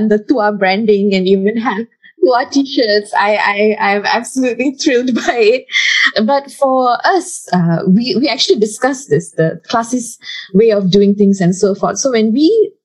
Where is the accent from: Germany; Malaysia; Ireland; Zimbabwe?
Malaysia; Taiping, Perak; moved away; I go back home to my hometown, which is in Taiping, Perak